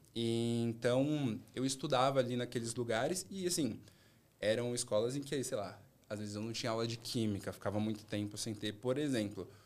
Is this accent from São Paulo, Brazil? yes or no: yes; São Paulo, Brazil; moved away as an adult; also born or lived in Rio de Janeiro / Salvador; Minha adolescência e minha infância foram estudando ali no Grajaú